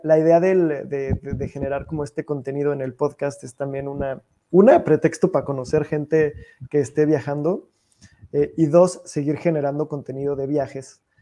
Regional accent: Mexico City, Mexico; now in Paris, France; soy, de, Ciudad de México

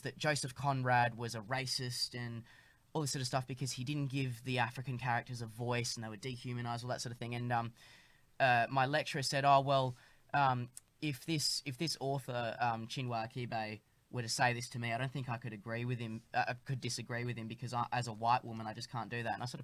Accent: Perth, Western Australia, Australia; now in Melbourne, Australia; when I was younger growing up in Perth

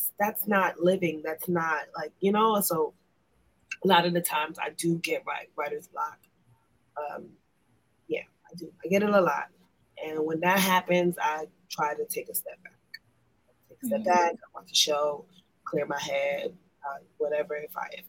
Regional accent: New York City, New York, United States; I was born and raised in Brooklyn, New York

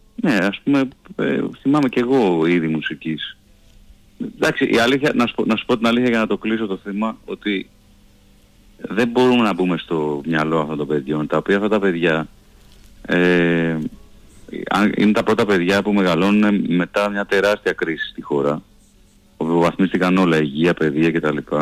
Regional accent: Athens, Attica, Greece; Εγώ μεγάλωσα στην Κυψέλη, στην Αθήνα, σε μια πολύ πυκνοκατοικημένη γειτονιά

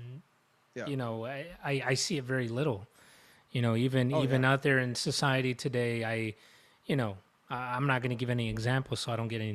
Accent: California, United States; moved away as an adult; also born or lived in Puerto Rico; I was born and raised in California

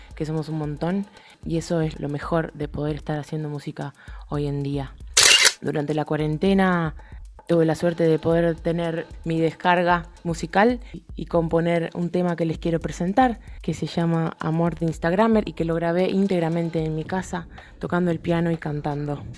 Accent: Pilar, Buenos Aires Province, Argentina; moved away as an adult; now in Buenos Aires, Argentina; soy de Pilar, tuve la suerte de, de criarme rodeada de un montón de músicos

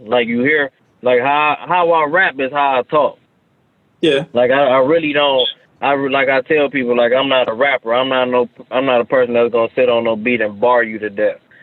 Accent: Cleveland, Ohio, United States; born or raised there; also born or lived in Orlando, Florida

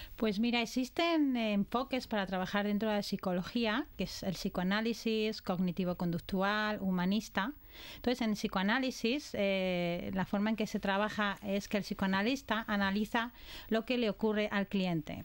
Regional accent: Spain; also born or lived in Australia; now in Brisbane, Australia; soy española y australiana

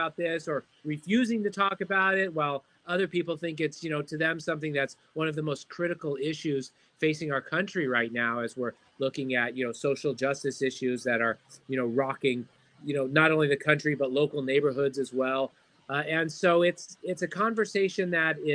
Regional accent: Southern California, United States; growing up in Southern California, I speak Spanish

